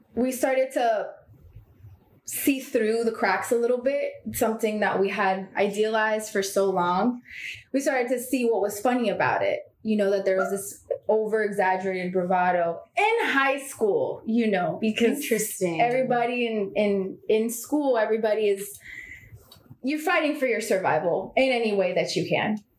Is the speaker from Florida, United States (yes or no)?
yes; Miami, Florida, United States; also born or lived in Bulgaria / New York; I grew up in Miami